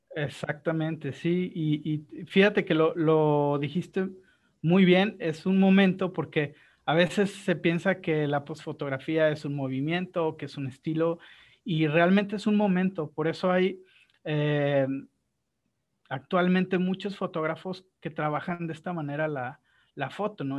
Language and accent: Spanish; Guadalajara, Jalisco, Mexico; Yo soy de Guadalajara